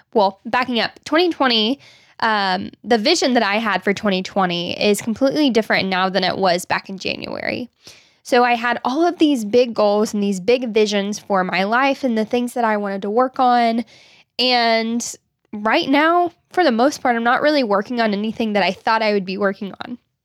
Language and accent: English; Arkansas, United States; growing up in Arkansas